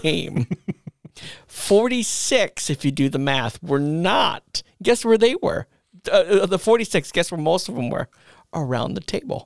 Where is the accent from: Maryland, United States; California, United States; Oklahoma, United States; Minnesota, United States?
Minnesota, United States; northern; in my hometown that I grew up in, in northern Minnesota